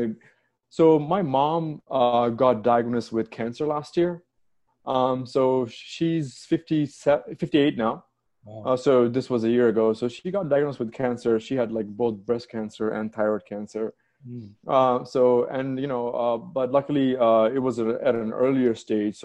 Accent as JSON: {"language": "English", "country": "Saudi Arabia", "tie": "born or raised there", "also_born_or_lived": "Bangladesh / United Kingdom / Washington, D.C. / Austin", "moved": "yes", "lives_now": "United States", "said": "I was born in Bangladesh, and I grew up in Saudi Arabia."}